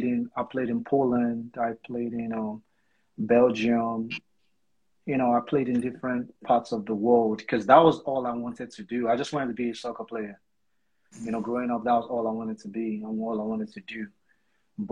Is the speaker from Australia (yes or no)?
no; Lagos, Nigeria; now in United States; I was born and raised in Lagos